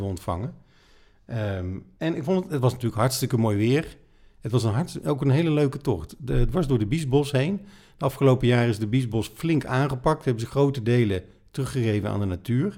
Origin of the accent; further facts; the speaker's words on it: Netherlands; wij kunnen allemaal als Nederlanders eh, fietsen